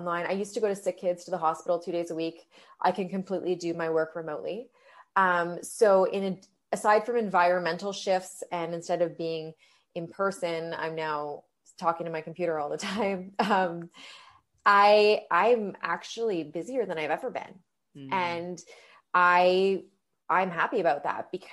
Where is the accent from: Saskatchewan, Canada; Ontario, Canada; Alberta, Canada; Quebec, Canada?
Ontario, Canada; London; now in Toronto, Canada; I'm from London, Ontario. And so I didn't go home for Thanksgiving